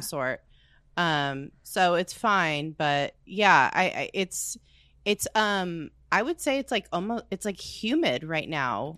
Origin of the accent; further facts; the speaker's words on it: United States; we're Americans.